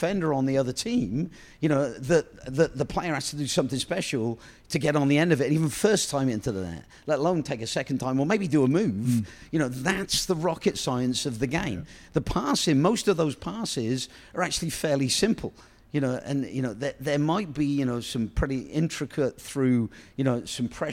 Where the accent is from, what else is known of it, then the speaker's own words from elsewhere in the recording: England, United Kingdom; I'm that English guy